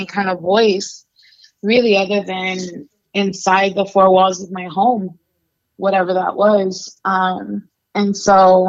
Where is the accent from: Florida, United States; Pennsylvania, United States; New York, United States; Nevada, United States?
Nevada, United States; Las Vegas; also born or lived in Chihuahua, Mexico / Nebraska; I was born in Mexico. I'm from Chihuahua. And I came to the U.S. when I was 3 years old. And I grew up undocumented between here in Las Vegas and in Nebraska.